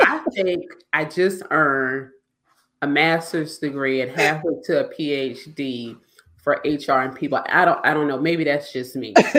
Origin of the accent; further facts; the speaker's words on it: South Carolina, United States; I'm from South Carolina